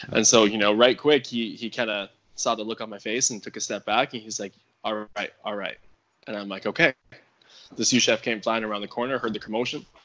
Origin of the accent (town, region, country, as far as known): Canada